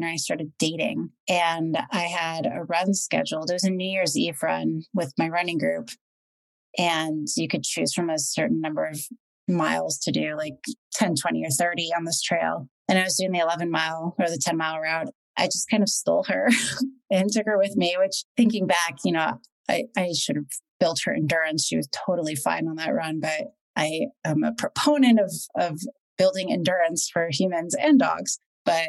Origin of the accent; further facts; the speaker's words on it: Washington, United States; I grew up in Washington.